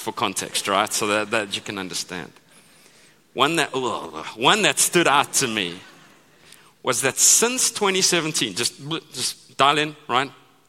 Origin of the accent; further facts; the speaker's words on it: United States; the same guy delivers boxes to my house every day because I'm American and I order stuff every day, right?